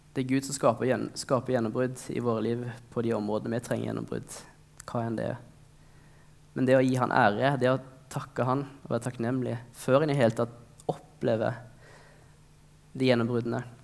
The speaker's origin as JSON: {"language": "Norwegian", "country": "Norway", "tie": "born or raised there", "said": "vi har vokst opp i Norge"}